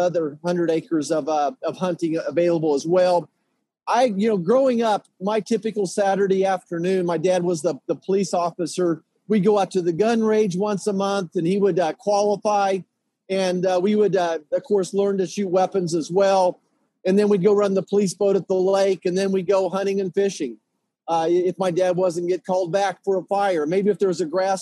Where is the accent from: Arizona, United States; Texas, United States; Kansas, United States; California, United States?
Kansas, United States; outside of Wichita; also born or lived in Great Bend, Kansas; I was born and raised outside of Wichita, about 30, 60 miles away on family farms